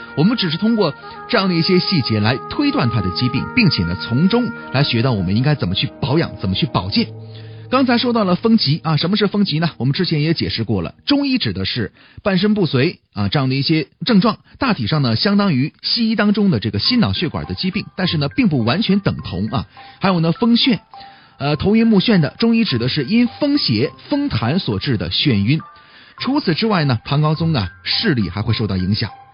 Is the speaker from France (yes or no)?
no; northern China, China; 我也是北方人